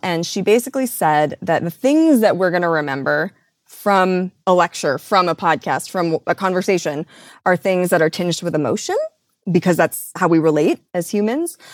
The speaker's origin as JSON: {"language": "English", "region": "Midwest", "country": "United States", "tie": "born or raised there", "said": "I grew up in the Midwest"}